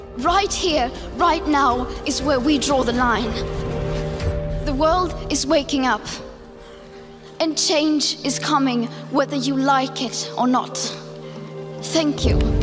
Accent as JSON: {"language": "English", "country": "Norway", "moved": "as an adult", "lives_now": "Poland", "said": "I'm from Norway. Uh, I study here in Poland"}